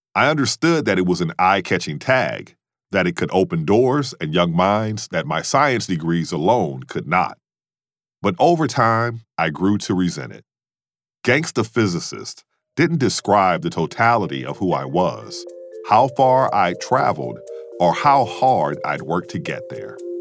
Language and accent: English; Mississippi, United States; I said, in Mississippi